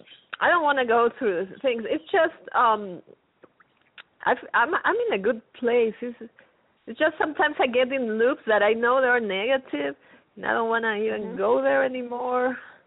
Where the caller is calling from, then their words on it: New Mexico, United States; New Mexico.